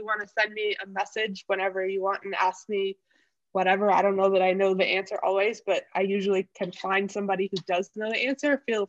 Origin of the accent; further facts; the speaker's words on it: Arizona, United States; I'm from Arizona, so we run air conditioning pretty much year round.